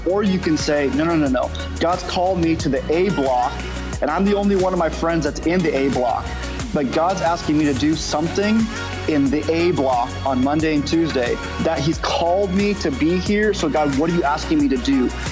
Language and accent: English; Southern California, United States; moved away as an adult; now in Oklahoma, United States; we are originally from Southern California